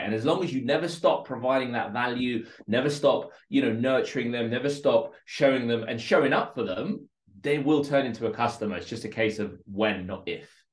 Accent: London, United Kingdom; English is a second language; also born or lived in Moscow, Russia; I grew up in a place called Northolt in West London

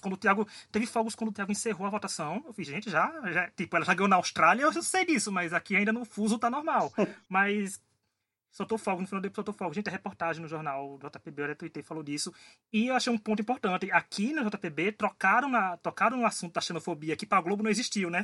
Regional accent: Paraíba, Brazil; Eu, como nordestino, como paraibano, tô adorando aqui

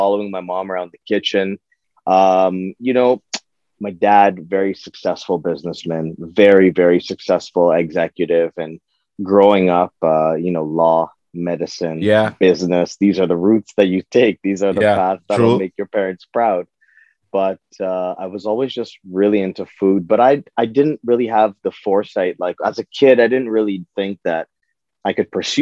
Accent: Toronto, Ontario, Canada; I was born in Toronto

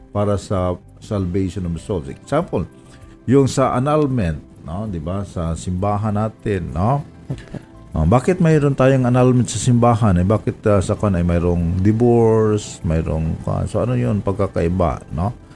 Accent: Romblon, Mimaropa, Philippines; moved away; Sa amin sa Romblon

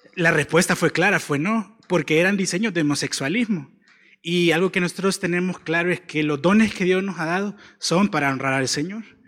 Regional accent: El Salvador; como salvadoreños

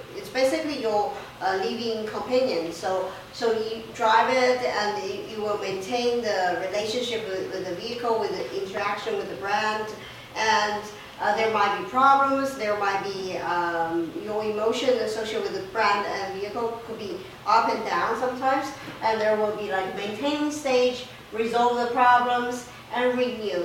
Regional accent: China; moved away; I come from China, so I have a connection with China.

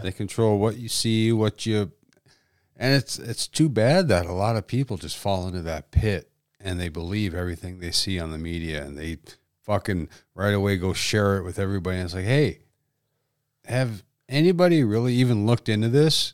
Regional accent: Dickinson, North Dakota, United States; It's my hometown

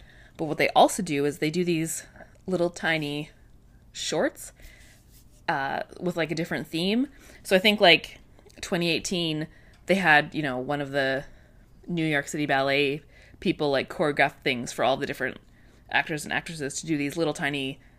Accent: Canada; Again, this is me being super Canadian.

